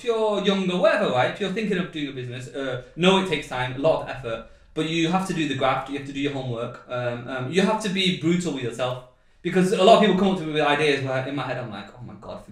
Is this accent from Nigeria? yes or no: no; Manchester, North West England, United Kingdom; I'm from the borough of Manchester